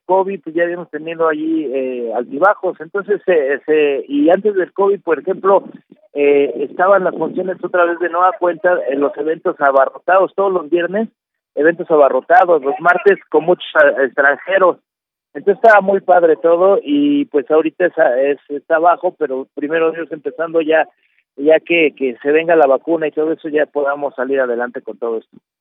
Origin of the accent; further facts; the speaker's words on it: Mexico; como mexicanos